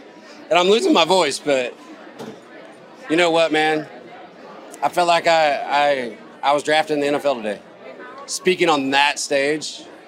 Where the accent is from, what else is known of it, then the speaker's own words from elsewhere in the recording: Myrtle Beach, South Carolina, United States; my hometown